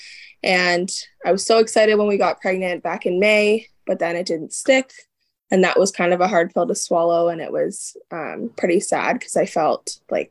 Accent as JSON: {"language": "English", "region": "Ontario", "country": "Canada", "tie": "born or raised there", "moved": "as an adult", "lives_now": "Alberta, Canada", "said": "I am, an Ontario native"}